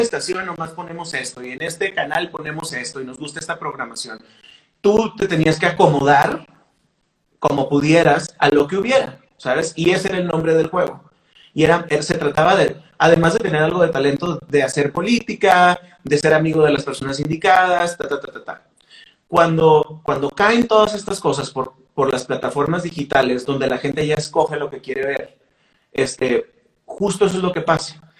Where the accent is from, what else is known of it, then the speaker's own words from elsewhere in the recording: Mexicali, Baja California, Mexico; nosotros grabamos como cuatro o cinco canciones en un estudio chafa en Mexicali